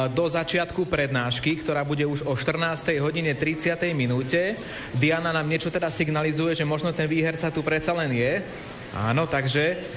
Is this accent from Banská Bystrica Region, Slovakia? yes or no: no; Svrčinovec, Žilina Region, Slovakia; pochádzam zo Svrčinovca.